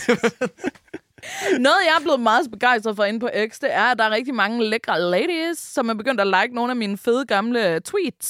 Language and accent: Danish; Denmark; vi danskere